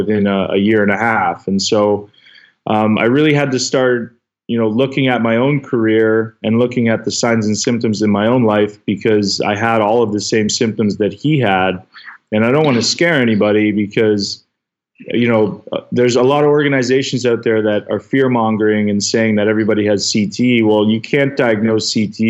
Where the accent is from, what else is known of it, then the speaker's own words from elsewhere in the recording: King City, Ontario, Canada; a small town in King City, Ontario, is where I grew up in Canada